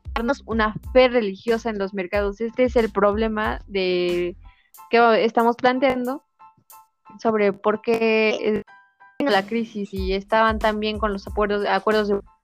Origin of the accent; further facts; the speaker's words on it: Mexico; aunque es mexicano somos nosotros